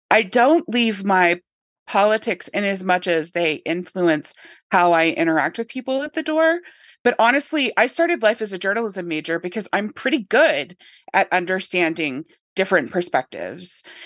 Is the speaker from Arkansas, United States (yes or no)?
yes; Northern Arkansas, United States; I grew up in Northern Arkansas